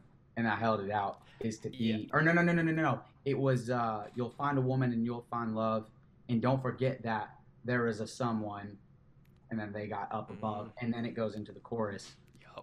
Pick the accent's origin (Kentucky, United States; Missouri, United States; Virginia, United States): Kentucky, United States; Louisville; moved away as an adult; now in Tampa, United States; we are from Louisville, Kentucky.